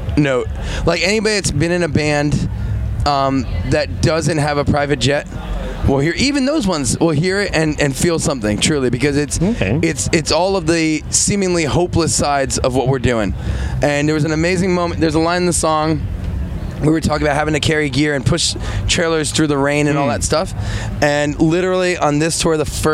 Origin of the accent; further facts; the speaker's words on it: United States; as an American.